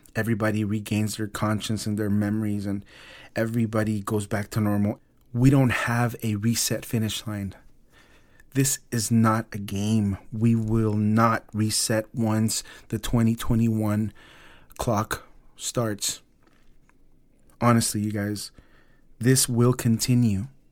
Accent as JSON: {"language": "English", "town": "Los Angeles", "region": "California", "country": "United States", "tie": "born or raised there", "said": "my hometown, Los Angeles"}